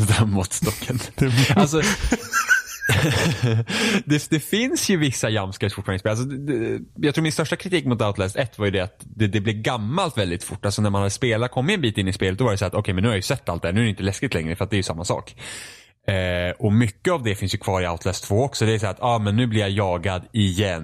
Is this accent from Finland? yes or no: yes; Finland; jag är finne också